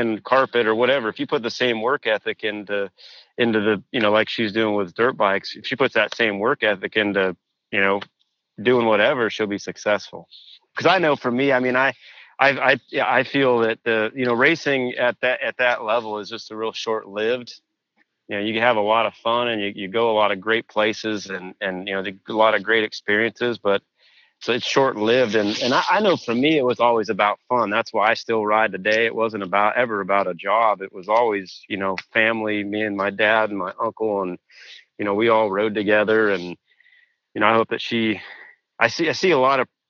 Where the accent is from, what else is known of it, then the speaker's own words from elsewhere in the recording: Washington, United States; moved away as an adult; also born or lived in Pennsylvania; I grew up in Washington, like as a local A and pro rider